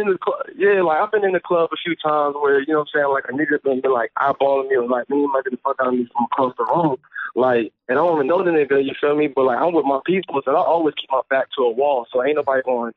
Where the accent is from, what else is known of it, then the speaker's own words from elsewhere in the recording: Washington, District of Columbia, United States; moved away as an adult; now in Florida, United States; I'm from D.C., though.